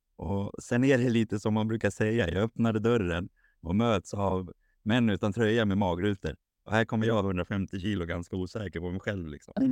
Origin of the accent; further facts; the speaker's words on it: Haninge, Stockholm County, Sweden; now in Sundbyberg, Sweden; född och uppvuxen i Stockholm, i Haninge